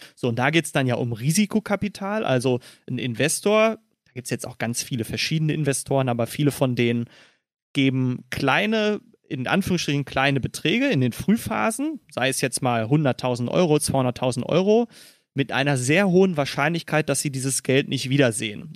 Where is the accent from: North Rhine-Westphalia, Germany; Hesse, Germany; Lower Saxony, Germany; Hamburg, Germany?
North Rhine-Westphalia, Germany; Dortmund; moved away as an adult; now in Berlin, Germany; Ich komme aus dem wunderschönen Dortmund und bin auch immer noch verwurzelt.